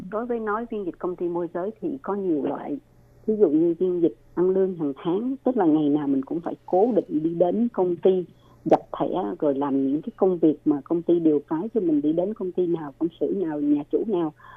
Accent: Ho Chi Minh City, Vietnam; moved away as an adult; now in Taiwan; là người thành phố Hồ Chí Minh

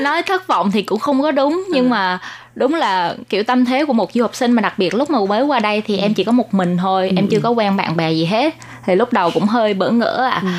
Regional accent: Vietnam; moved away as an adult; now in Taiwan

